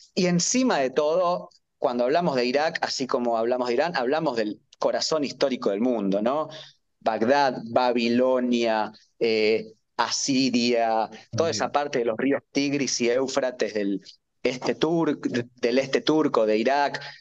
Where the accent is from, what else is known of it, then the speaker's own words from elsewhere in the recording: Argentina; como argentino, es difícil que me pase eso en mi país